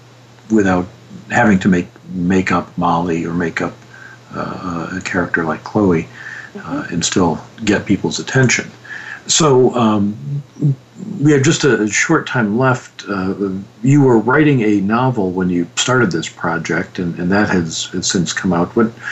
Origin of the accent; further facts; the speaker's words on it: Detroit, Michigan, United States; Detroit, which is my hometown.